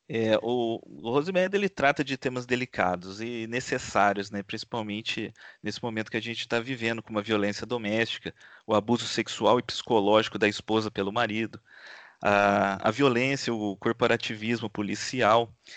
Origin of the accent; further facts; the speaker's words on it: Pouso Alegre, Minas Gerais, Brazil; moved away; Apesar de não residir mais lá, eu vivi grande parte da minha vida em Pouso Alegre, no sul de Minas Gerais